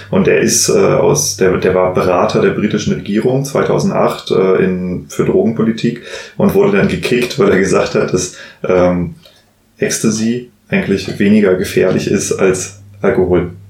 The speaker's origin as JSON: {"language": "German", "region": "Hesse", "country": "Germany", "tie": "born or raised there", "said": "ich bin ja tatsächlich im, im Rheingau als Winzer groß geworden."}